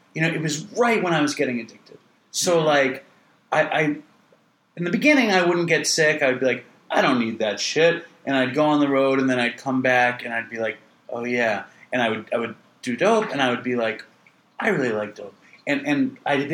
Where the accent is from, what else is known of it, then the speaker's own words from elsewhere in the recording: New York, United States; I'm from New York